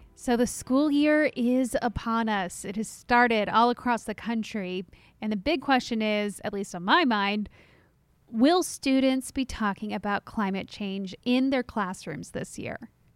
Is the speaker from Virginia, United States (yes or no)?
no; Texas, United States; my home state of Texas